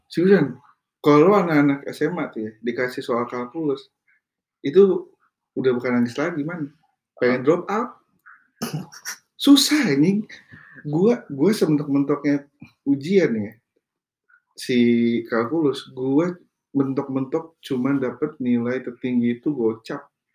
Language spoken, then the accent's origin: Indonesian; Indonesia; kita orang Indo